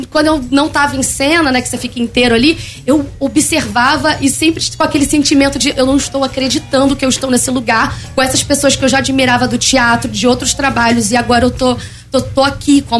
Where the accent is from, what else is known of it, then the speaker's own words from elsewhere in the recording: São Gonçalo, Rio de Janeiro, Brazil; Mas eu sou de São Gonçalo, né?